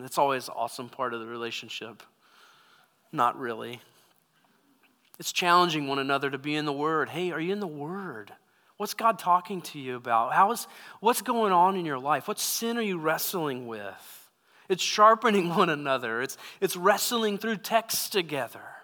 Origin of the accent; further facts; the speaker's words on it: United States; as American Christians